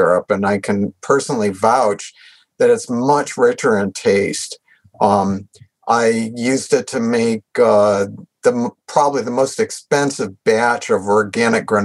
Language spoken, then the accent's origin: English; New England, United States; also born or lived in Washington State; now in Washington, United States; I grew up in New England